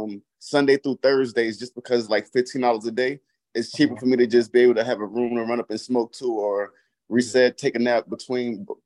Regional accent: New York City, New York, United States; I'm from Brooklyn. I'm from Bed-Stuy.

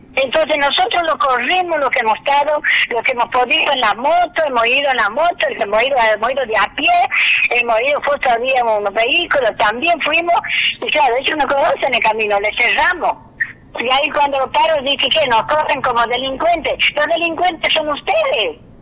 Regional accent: Argentina; also born or lived in Buenos Aires; Diez años he estado en la capital, diez años que he vivido lo que se vive en una ciudad y de ahí otra vez volví a mi tierra natal, a mi tierra, a nuestra provincia

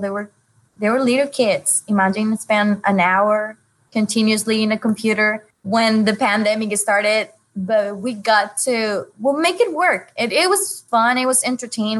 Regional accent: Honduras; now in Dare County, United States; I'm from Honduras and I work for Dare County Schools at First Flight Elementary

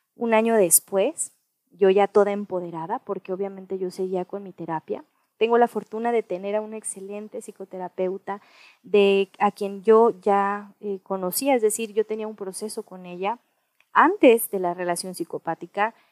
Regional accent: Mexico; also born or lived in United States; nací en Estados Unidos, soy mexicana

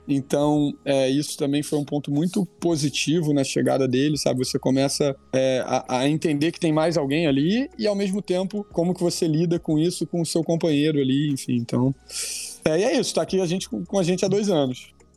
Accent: Rio de Janeiro, Brazil; sou carioca

